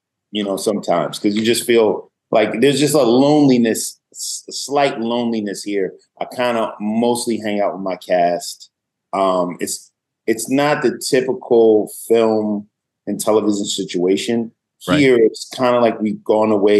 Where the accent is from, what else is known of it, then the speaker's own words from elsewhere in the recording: Willingboro, New Jersey, United States; moved away as an adult; also born or lived in Harlem, New York / Virginia; I went to high school and pretty much all of my school in New Jersey, Willingboro, New Jersey, the majority of that being in South Jersey